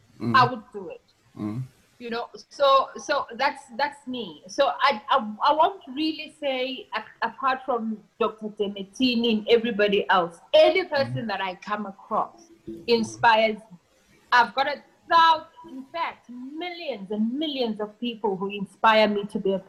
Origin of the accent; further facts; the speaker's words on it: Eastern Cape, South Africa; now in Johannesburg, South Africa; I come from the Eastern Cape, right? And since I've been in Joburg, I've been here since 2006.